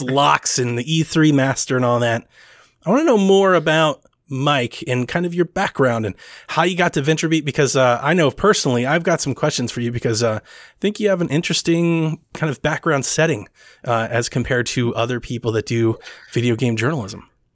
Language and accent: English; Ohio, United States; I'm from Ohio myself